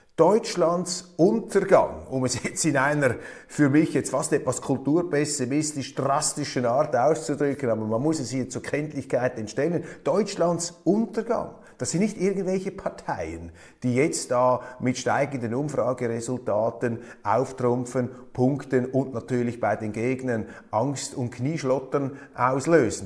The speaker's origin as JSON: {"language": "German", "country": "Switzerland", "said": "als Schweizer"}